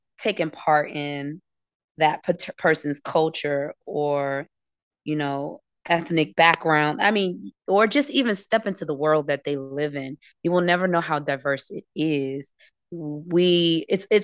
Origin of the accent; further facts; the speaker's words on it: New York City, New York, United States; grew up in the Bronx